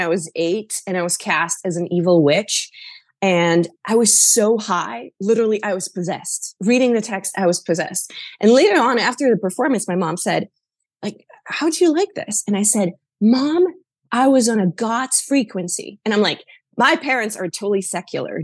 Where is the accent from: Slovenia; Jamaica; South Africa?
Slovenia; moved away as an adult; now in New York, United States; I'm originally from Slovenia, but now I live in New York. I have been here for the last 15 years.